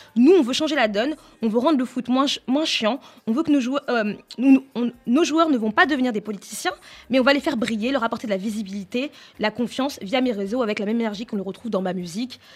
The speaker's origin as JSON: {"language": "French", "country": "France", "tie": "born or raised there", "said": "je, suis née en France, j'ai grandi en France"}